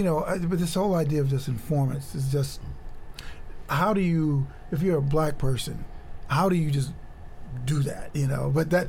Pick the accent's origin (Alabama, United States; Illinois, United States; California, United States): Illinois, United States; Chicago; You know, I'm from Chicago.